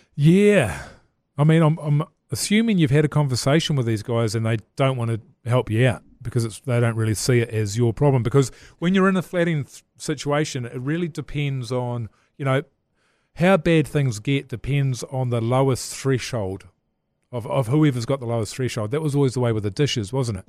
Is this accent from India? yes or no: no; Levin, Manawatū-Whanganui, New Zealand; I grew up in Levin